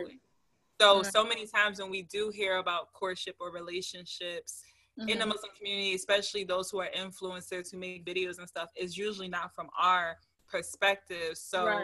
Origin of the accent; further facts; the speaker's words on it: Philadelphia, Pennsylvania, United States; I'm from Philly